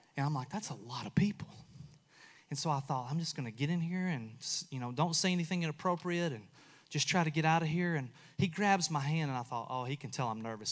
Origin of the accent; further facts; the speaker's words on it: United States; I'm from Walker County.